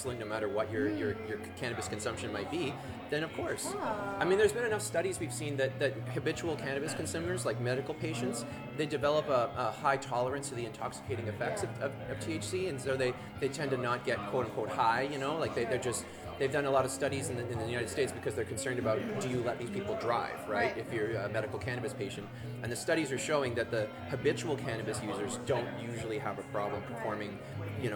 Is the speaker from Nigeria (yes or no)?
no; Vancouver, British Columbia, Canada; I'm from Vancouver